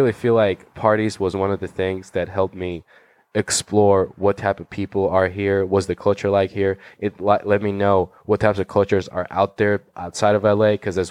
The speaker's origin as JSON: {"language": "English", "country": "Georgia", "tie": "born or raised there", "moved": "as an adult", "lives_now": "Los Angeles, United States", "said": "I'm from Republic of Georgia. Not the state of Georgia. The country in Eastern Europe."}